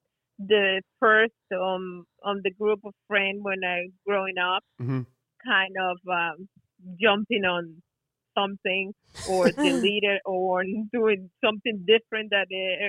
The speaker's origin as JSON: {"language": "English", "town": "Maracaibo", "region": "Zulia", "country": "Venezuela", "tie": "born or raised there", "second_language": "English", "moved": "yes", "lives_now": "United States", "said": "I was born in Maracaibo."}